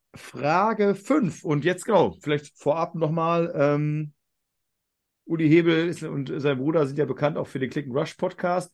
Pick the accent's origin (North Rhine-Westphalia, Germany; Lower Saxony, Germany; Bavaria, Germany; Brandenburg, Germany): North Rhine-Westphalia, Germany; near the Ruhr; ich komme ja aus dem Ruhrgebiet oder Nähe vom Ruhrgebiet, Niederrhein